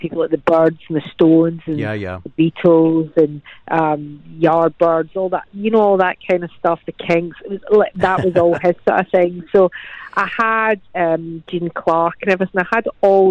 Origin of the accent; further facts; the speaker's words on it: Scotland, United Kingdom; I'm Scottish